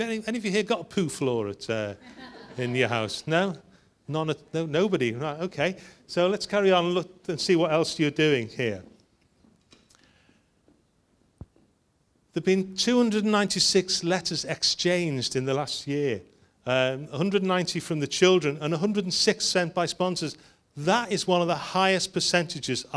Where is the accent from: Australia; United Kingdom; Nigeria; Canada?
United Kingdom; Liverpool, North West England; I'm from Liverpool